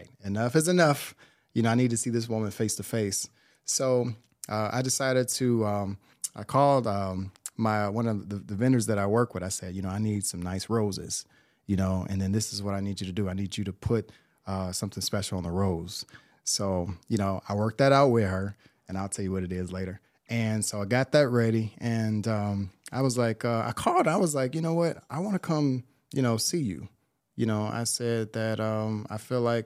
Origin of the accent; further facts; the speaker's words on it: Chicago, Illinois, United States; I'm from Chicago.